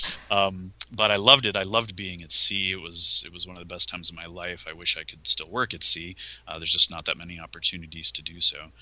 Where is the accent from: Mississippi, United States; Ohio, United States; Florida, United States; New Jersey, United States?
Ohio, United States; Cleveland; moved away as an adult; also born or lived in Austin, Texas; I'm originally from Ohio. I was born and raised in Cleveland